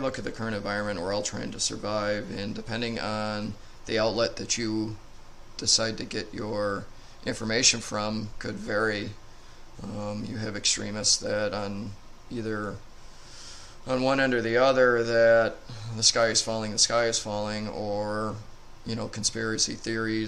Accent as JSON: {"language": "English", "country": "United States", "said": "as American citizens"}